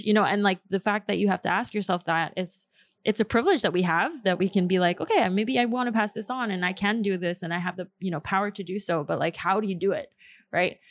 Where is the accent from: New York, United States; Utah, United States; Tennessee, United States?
New York, United States; first language Spanish; English is a second language; I love growing up in New York